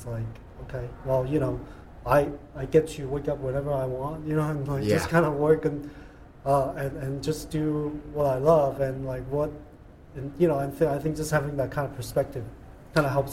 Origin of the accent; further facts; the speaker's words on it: Hong Kong; English is a second language; now in United States; growing up in Hong Kong and come here and assimilation.